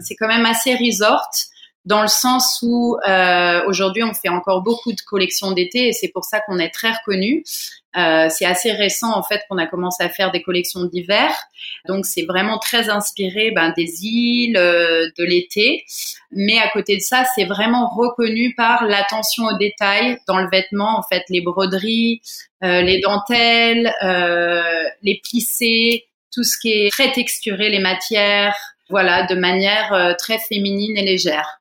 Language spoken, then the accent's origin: French; Fontainebleau, Île-de-France, France; moved away as an adult; also born or lived in Paris; now in Bali, Indonesia; je suis d'origine française, donc je suis née en région parisienne, à Fontainebleau exactement. Mais j'ai passé beaucoup de temps à Paris petit